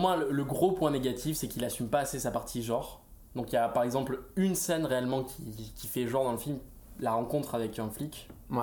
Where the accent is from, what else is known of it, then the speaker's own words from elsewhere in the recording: Paris, Île-de-France, France; en tant que Parisien